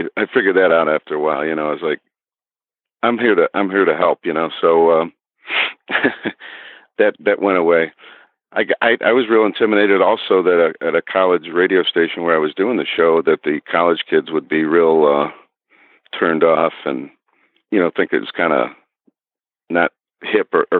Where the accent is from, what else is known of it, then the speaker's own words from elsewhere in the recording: Parma, Ohio, United States; I was born probably a mile or so from where I'm sitting right now, Parma, Ohio, and that's a suburb of Cleveland